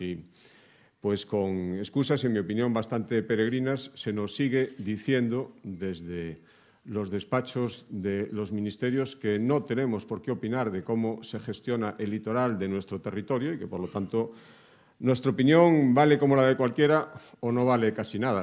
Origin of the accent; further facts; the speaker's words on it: Galicia, Spain; los que venimos de Galicia